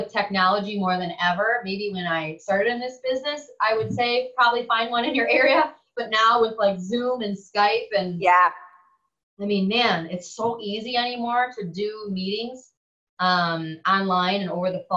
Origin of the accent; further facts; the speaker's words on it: Wisconsin, United States; moved away as an adult; now in Florida, United States; I'm from Wisconsin